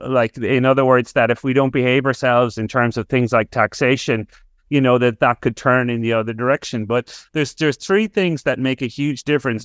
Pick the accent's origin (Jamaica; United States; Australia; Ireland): Ireland; as an Irish person